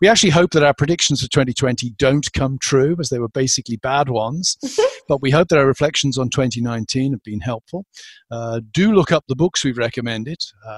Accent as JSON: {"language": "English", "region": "England", "country": "United Kingdom", "moved": "yes", "said": "It's just that as an Englishman"}